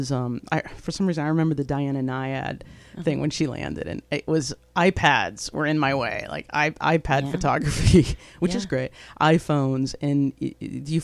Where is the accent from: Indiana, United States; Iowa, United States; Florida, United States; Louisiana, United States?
Indiana, United States; I'm from Indiana